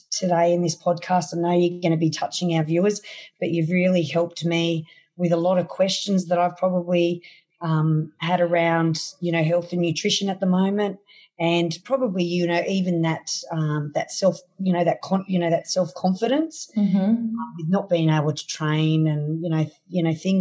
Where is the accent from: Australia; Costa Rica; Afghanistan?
Australia; from my hometown here to Sydney, which is 353 Ks